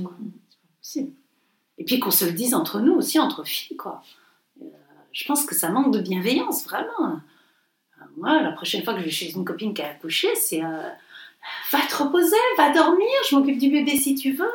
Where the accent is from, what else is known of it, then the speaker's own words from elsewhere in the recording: Montpellier, Occitania, France; moved away; on est provincial, on est de Montpellier